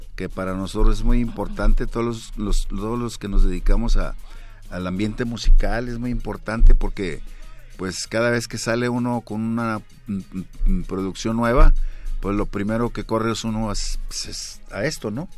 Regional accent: Monterrey, Nuevo León, Mexico; yo nací en la Nuevo Repueblo de Monterrey, Nuevo León.

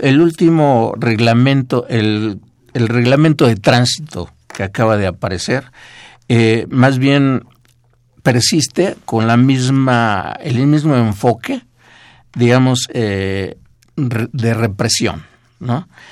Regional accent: Mexico; somos la, población mexicana

